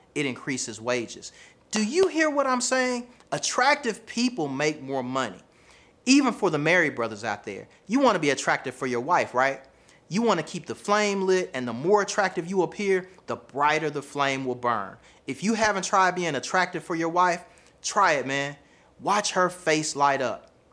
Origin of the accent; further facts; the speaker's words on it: the South, United States; accent: Southern; I have a Southern accent, right? My accent is a part of who I am.